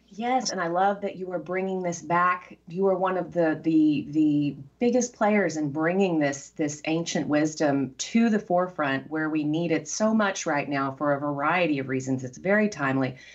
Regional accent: Texas, United States; also born or lived in Seattle; now in Petaluma, United States; growing up in Texas

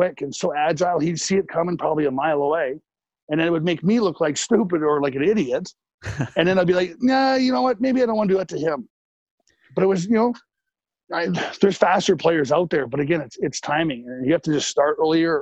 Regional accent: Lethbridge, Alberta, Canada; also born or lived in Vancouver; now in San Jose, United States; where I grew up in Lethbridge

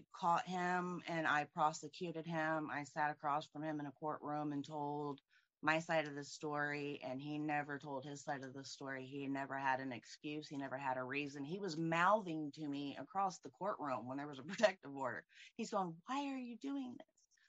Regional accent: Indianapolis, Indiana, United States; I'm from Indianapolis, Indiana

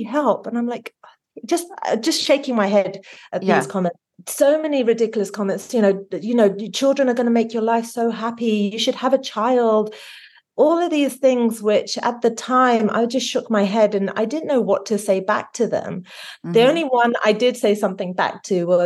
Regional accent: London, United Kingdom; moved away as an adult; now in United States; I was like that first generation of children growing up in this, brought up in London, but with Indian parents

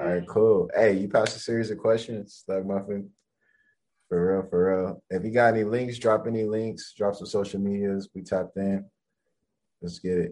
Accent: Los Angeles, California, United States; I'm from LA.

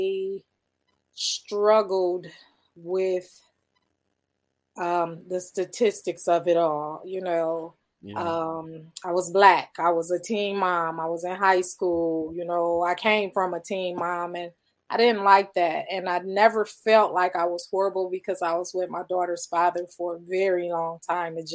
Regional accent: Akron, Ohio, United States; I'm just a kid from Akron

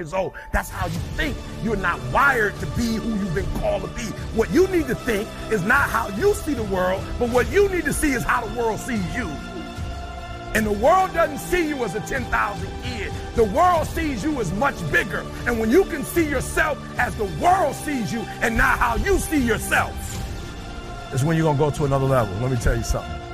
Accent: Detroit, Michigan, United States; I'm from Detroit, high school dropout

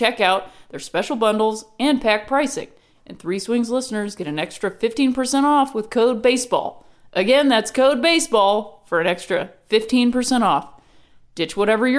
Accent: Ohio, United States; I'm from Ohio and that's how I pronounce it

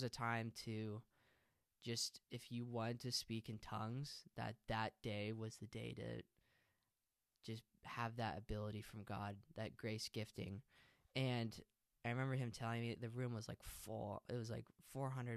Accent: hometown about 15 minutes from Albany, Oregon, United States; I'm still going to root for my hometown

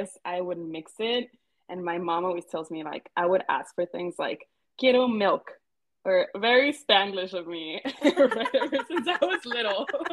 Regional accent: Laredo, Texas, United States; moved away as an adult; also born or lived in Mexico; now in New York City, United States; I was actually born and raised in Laredo, Texas, which is a border town, but I am of Mexican descent.

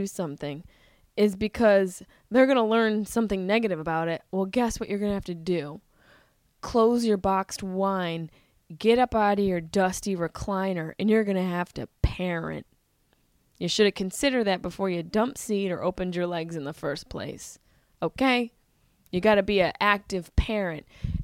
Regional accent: Syracuse, New York, United States; I grew up in Syracuse, New York

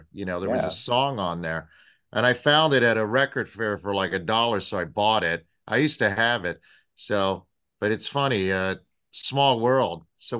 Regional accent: Tampa, Florida, United States; I'm from Tampa.

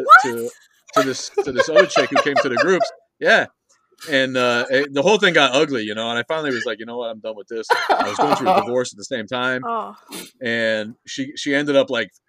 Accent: Kenosha, Wisconsin, United States; I'm from Kenosha, which is in between Chicago and Milwaukee

